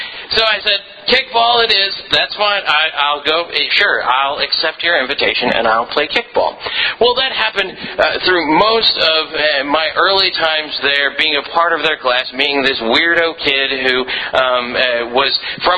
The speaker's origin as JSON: {"language": "English", "country": "Philippines", "tie": "born or raised there", "said": "a lot of you know that I was raised in the Philippines as a missionary kid, and a lot of my stories and my sermons come from"}